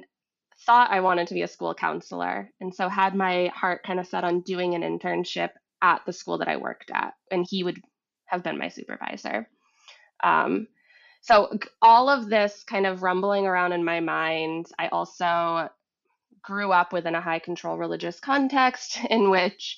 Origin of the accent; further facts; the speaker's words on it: Vermont, United States; moved away as an adult; also born or lived in Massachusetts; I grew up in Vermont, and I had moved to Massachusetts.